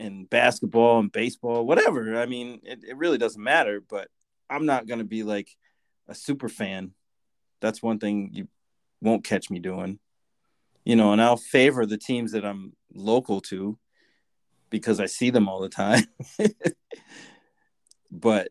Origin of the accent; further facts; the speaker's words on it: Boston, Massachusetts, United States; growing up in Boston